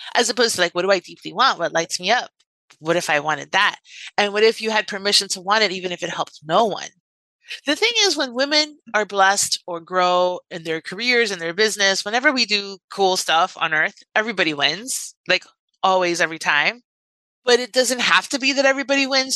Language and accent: English; Miami, Florida, United States; I'm from Miami and I grew up in Miami